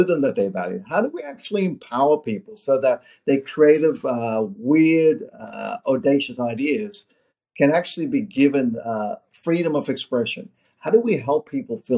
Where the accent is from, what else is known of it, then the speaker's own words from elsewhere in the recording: Australia; moved away as an adult; also born or lived in South Africa / Orange County, California; now in United States; I was born in South Africa, in apartheid South Africa, migrated my family to Australia when I was 8 years of age, lived in Australia